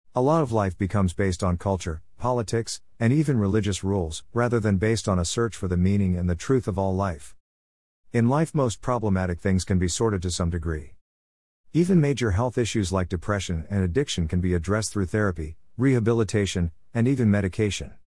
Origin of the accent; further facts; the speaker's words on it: London, United Kingdom; moved away as an adult; also born or lived in India; now in New Zealand; I was born in London nineteen forty-seven